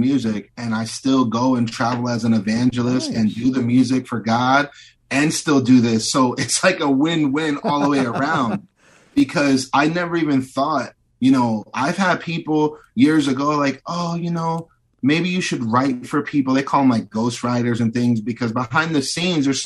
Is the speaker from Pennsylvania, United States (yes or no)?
yes; Bethlehem, Pennsylvania, United States; moved away; I was just out in my hometown outside of Philadelphia. I was in Bethlehem, Pennsylvania